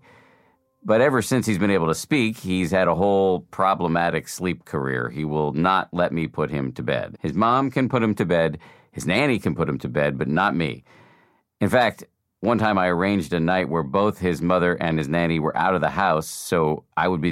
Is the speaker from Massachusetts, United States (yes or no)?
yes; Boston, Massachusetts, United States; moved away; I grew up in Boston, and my parents are still there